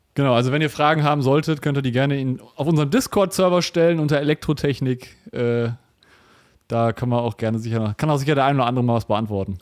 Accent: Germany; wir als, als, als Deutsche

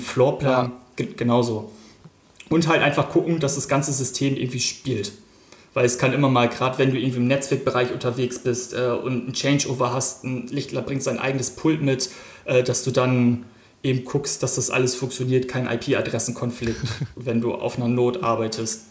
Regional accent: Wilhelmshaven, Lower Saxony, Germany; ich bin gebürtiger Wilhelmshavener

